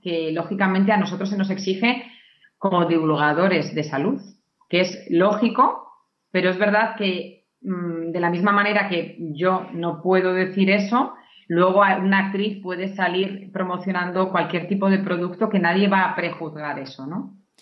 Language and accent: Spanish; Navarre, Spain; yo soy de, Navarra